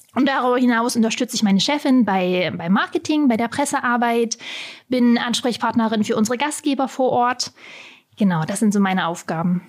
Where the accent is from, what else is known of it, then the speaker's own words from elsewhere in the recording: Halberstadt, Saxony-Anhalt, Germany; auch genau vor 35 Jahren in Halberstadt geboren. Also ich bin gebürtige Halberstädterin